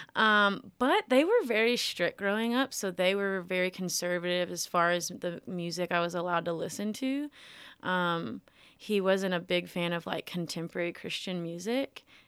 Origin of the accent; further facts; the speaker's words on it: Millington, Tennessee, United States; I'm from Millington, Tennessee, born and raised in Millington, still there